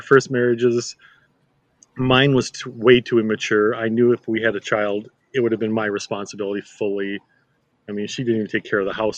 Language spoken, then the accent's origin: English; Chaska, Minnesota, United States; downtown where I grew up in Chaska.